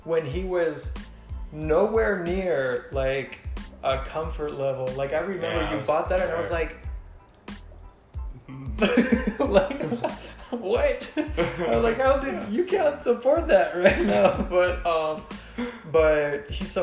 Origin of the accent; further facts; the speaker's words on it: Mexico; moved away as an adult; also born or lived in Texas; now in Los Angeles, United States; I'm from Mexico. I grew up there my whole life. And I came here 4 years ago, straight